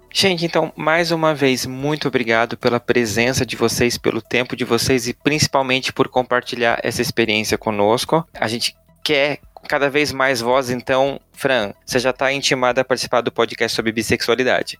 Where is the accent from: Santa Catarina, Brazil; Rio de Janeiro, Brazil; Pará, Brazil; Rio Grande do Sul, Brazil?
Santa Catarina, Brazil; Blumenau; minha cidade natal, Blumenau